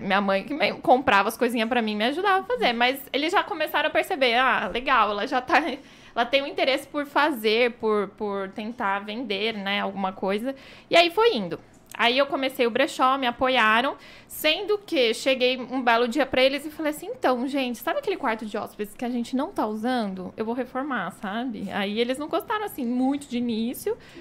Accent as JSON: {"language": "Portuguese", "town": "Indaiatuba", "region": "São Paulo", "country": "Brazil", "tie": "born or raised there"}